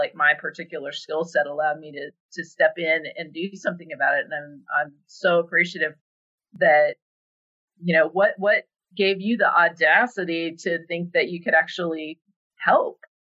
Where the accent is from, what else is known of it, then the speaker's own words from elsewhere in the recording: Jerome, Arizona, United States; Growing up in Jerome, Cottonwood is our shopping district